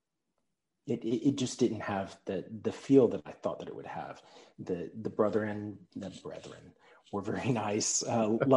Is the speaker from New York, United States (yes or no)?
no; Pearland, Texas, United States; now in Frisco, United States; Initially, I grew up in Pearland, Texas.